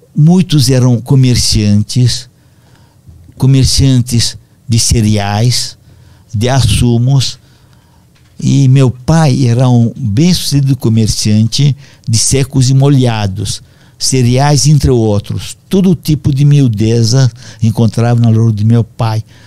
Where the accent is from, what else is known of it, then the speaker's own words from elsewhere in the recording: Moinești, Romania; Portuguese is a second language; now in Brazil; Quando invadiram meu país natal